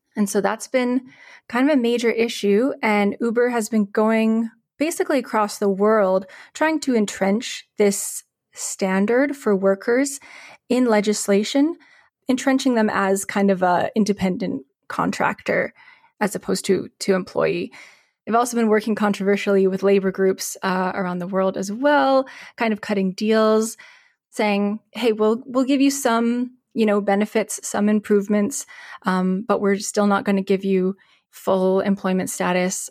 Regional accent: Calgary, Alberta, Canada; now in Winnipeg, Canada; I grew up in Calgary before I moved to Winnipeg

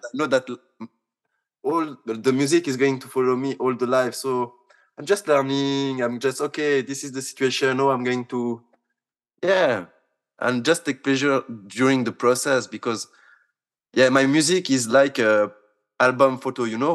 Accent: Switzerland; I come from Switzerland

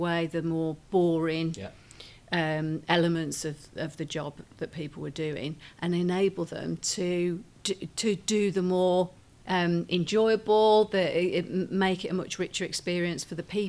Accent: Birmingham, West Midlands, United Kingdom; I'm from Birmingham. I'm from the automotive industry.

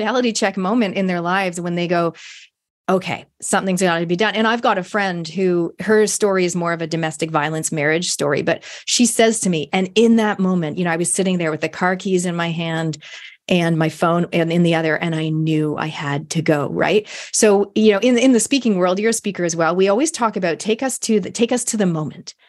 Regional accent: Canada; moved away as an adult; now in New Zealand; I grew up in Canada. I spent my univers-, high school, university years in Canada.

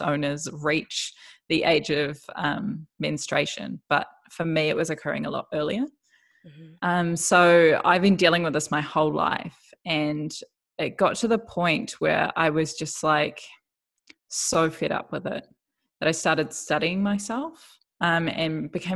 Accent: New Zealand; moved away as an adult; also born or lived in New York City / Melbourne; now in Bundaberg, Australia; I'm originally from New Zealand.

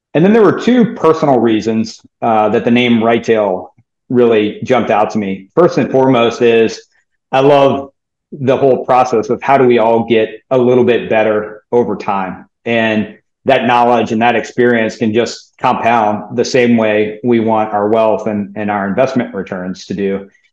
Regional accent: New Orleans, Louisiana, United States; I grew up in New Orleans.

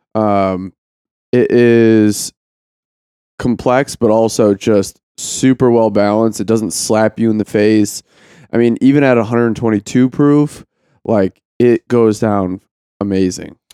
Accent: Ohio, United States; I was from Ohio

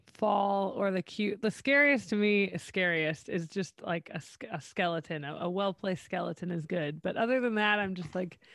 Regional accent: Central Ohio, United States; moved away; I grew up in Central Ohio

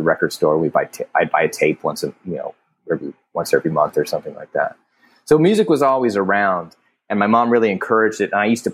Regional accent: Alexandria, Virginia, United States; I grew up in Alexandria, Virginia

